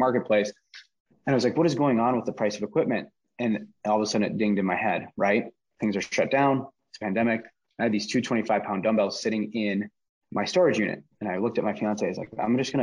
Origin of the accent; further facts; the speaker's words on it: Minneapolis, Minnesota, United States; Minneapolis, where I am from Minnesota